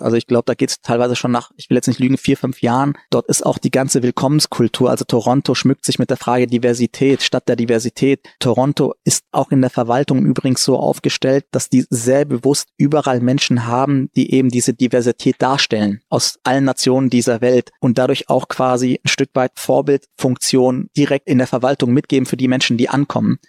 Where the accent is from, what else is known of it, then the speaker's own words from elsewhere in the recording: Germany; also born or lived in Frankfurt; hier bin ich aufgewachsen, hier habe ich eine große Chance bekommen und ähm, ist heute meine Heimat und mein Zuhause